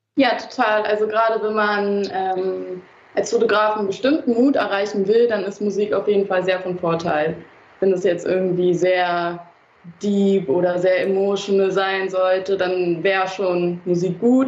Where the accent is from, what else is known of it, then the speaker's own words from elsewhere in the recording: Berlin, Germany; aus Berlin, in Berlin geboren sogar